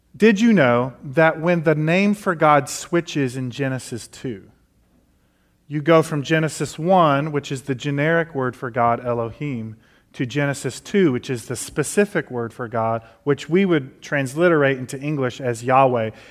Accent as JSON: {"language": "English", "town": "Detroit", "region": "Michigan", "country": "United States", "tie": "born or raised there", "moved": "yes", "lives_now": "Nashville, United States", "said": "I grew up in Detroit"}